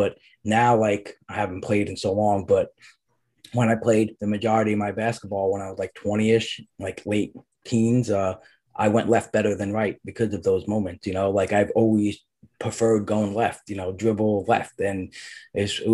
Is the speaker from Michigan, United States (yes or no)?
no; New York City, New York, United States; I grew up in Brooklyn. During the school year, we were in Brooklyn